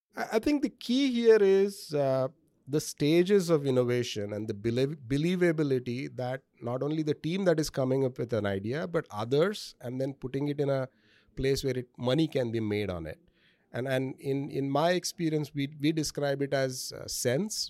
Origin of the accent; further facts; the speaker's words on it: India; moved away as an adult; now in United States; I grew up in India